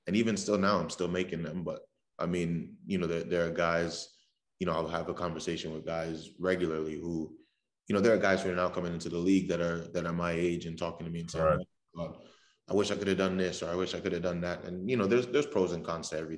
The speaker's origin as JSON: {"language": "English", "town": "Raleigh", "region": "North Carolina", "country": "United States", "also_born_or_lived": "Trinidad", "moved": "as an adult", "lives_now": "Rochester, United States", "said": "I'm from Raleigh"}